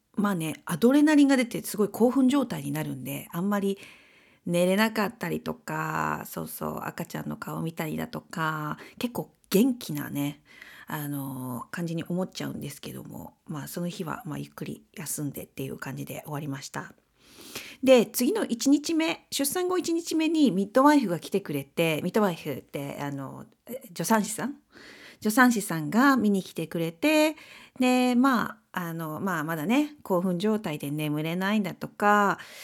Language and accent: Japanese; Kansai, Japan; moved away; 私たち関西出身なんで